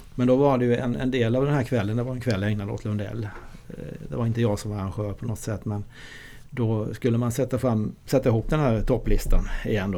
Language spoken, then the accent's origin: Swedish; Tingsryd, Kronoberg County, Sweden; moved away; also born or lived in Switzerland; jag kommer från eh, ett ställe i, Småland, jag är född i Tingsryd